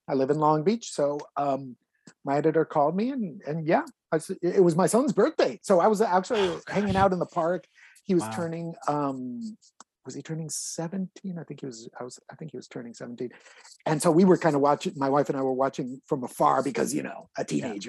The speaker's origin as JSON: {"language": "English", "town": "Tijuana", "region": "Baja California", "country": "Mexico", "tie": "born or raised there", "also_born_or_lived": "Mexico City, Mexico / San Diego, United States", "said": "So I grew up, I was born in Mexico City, and I grew up in Tijuana and San Diego in the 1970s and 80s"}